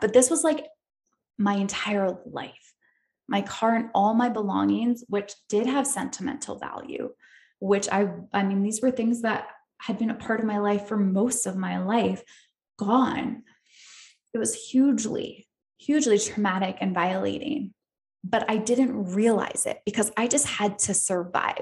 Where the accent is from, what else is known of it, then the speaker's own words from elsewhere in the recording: upstate New York, United States; moved away as an adult; also born or lived in Australia; now in California, United States; I grew up in upstate New York